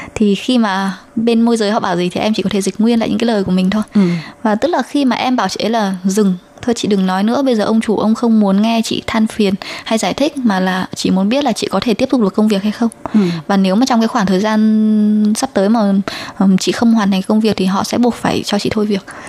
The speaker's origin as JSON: {"language": "Vietnamese", "country": "Vietnam", "moved": "as an adult", "lives_now": "Taiwan", "said": "em không phải người Trung Quốc là người Việt Nam"}